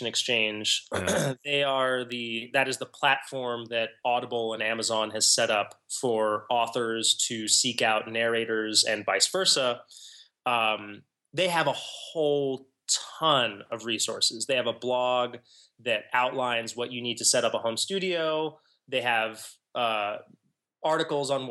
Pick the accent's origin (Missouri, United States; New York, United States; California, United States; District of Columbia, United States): District of Columbia, United States; Washington; moved away; I was born in Washington, D.C., and I have returned there in adulthood.